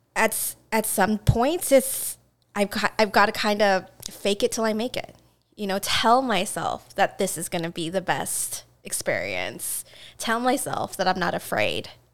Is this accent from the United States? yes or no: yes; Seattle, Washington, United States; I grew up in Seattle.